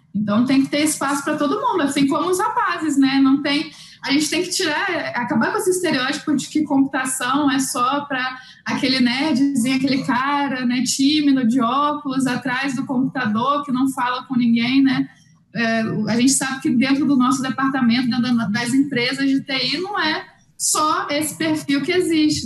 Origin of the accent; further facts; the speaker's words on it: Rio de Janeiro, Brazil; moved away as an adult; now in Mato Grosso, Brazil; Eu sou do Rio de Janeiro originalmente, né? Então a gente veio para o Mato Grosso